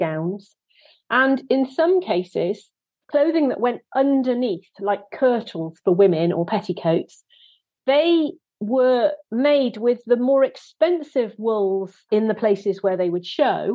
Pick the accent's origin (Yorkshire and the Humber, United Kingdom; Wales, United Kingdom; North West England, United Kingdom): Wales, United Kingdom; I am actually a Welsh person